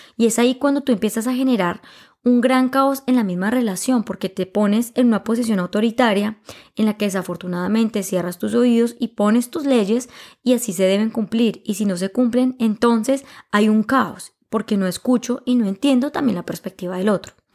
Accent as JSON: {"language": "Spanish", "country": "Colombia", "said": "yo sea colombiano"}